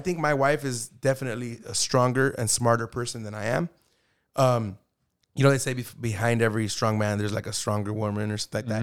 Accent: Arvin, California, United States; I grew up in Arvin High

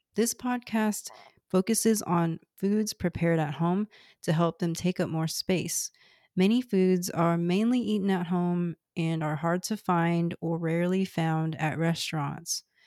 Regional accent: Houston, Texas, United States; first language Cantonese; English is a second language; I'm from Houston, Texas, one of the most ethnically and racially diverse places in the world

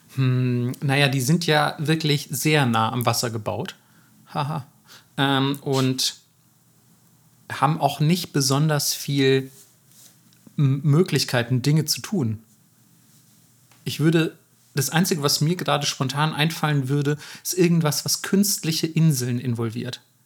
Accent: Bavaria, Germany; Bayern, da wo ich herkomme

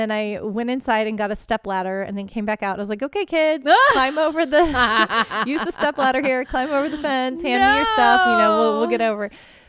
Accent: Pacific Northwest, United States; Miss, I'm from Pacific Northwest. We wear rain boots.

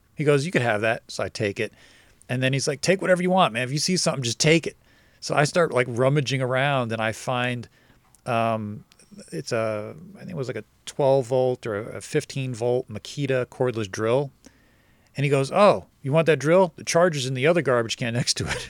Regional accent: New Jersey, United States; moved away; also born or lived in Brooklyn, New York; I grew up in New Jersey

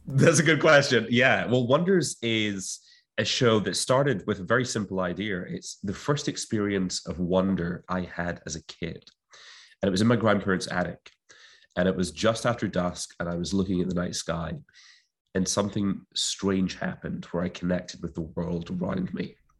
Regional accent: Clyde Valley, Scotland, United Kingdom; where I grew up in Scotland, in the Clyde Valleys of Scotland

